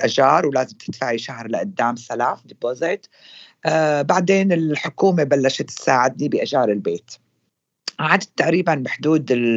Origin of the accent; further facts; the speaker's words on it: Syria; moved away as an adult; now in London, United Kingdom; اني انا سوريه